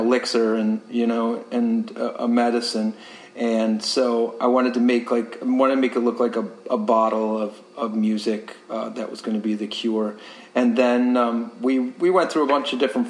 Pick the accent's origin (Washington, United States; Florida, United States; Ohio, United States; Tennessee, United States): Ohio, United States; now in Tampa Bay, United States; I'm originally from Ohio